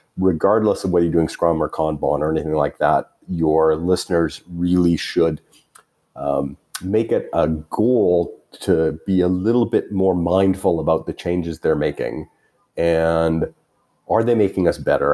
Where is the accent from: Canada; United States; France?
Canada; as a Canadian